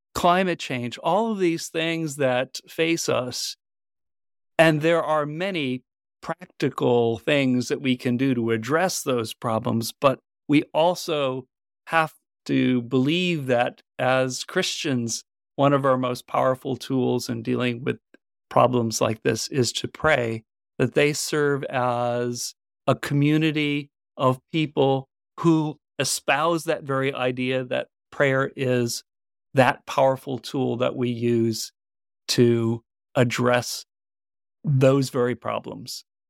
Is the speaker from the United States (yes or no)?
yes; Vermont, United States; my home state of Vermont